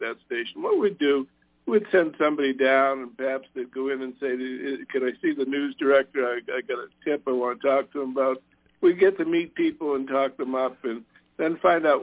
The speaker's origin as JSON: {"language": "English", "town": "Boston", "region": "Massachusetts", "country": "United States", "moved": "yes", "said": "I'm originally from Boston."}